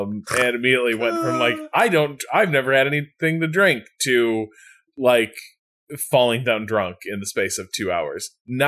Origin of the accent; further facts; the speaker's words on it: Iowa, United States; a chain of gas stations convenience stores based in my home state of Iowa.